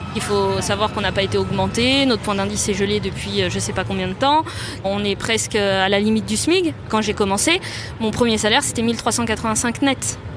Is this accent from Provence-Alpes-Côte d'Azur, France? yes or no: no; Gentilly, Île-de-France, France; also born or lived in Cachan; J'ai vécu en cité à Gentilly et euh, j'ai suivi ma scolarité dans le public. Mon collège était un collège REP à l'époque. Après, j'ai fait la carte scolaire et je suis allée dans un lycée à Cachan